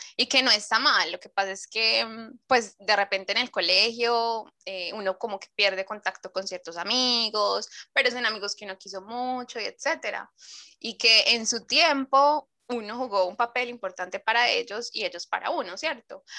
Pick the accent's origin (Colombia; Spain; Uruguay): Colombia; Medellín, Antioquia; now in Chile; yo vengo de la ciudad de la eterna primavera